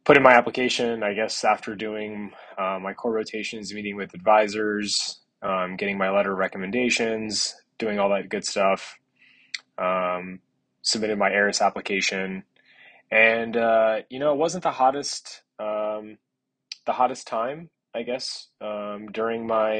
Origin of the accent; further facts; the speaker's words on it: South Florida, United States; growing up in South Florida